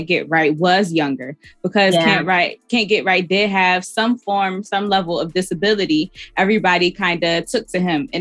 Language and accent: English; Buffalo, New York, United States; I'm from Buffalo, New York